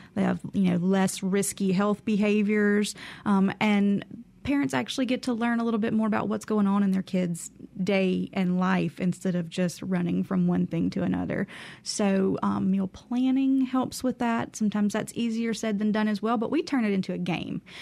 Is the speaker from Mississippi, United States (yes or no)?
yes; Carrollton, Mississippi, United States; I grew up in Carrollton, Mississippi, so, you know, right on the outskirts of the Delta, and lived in the middle of nowhere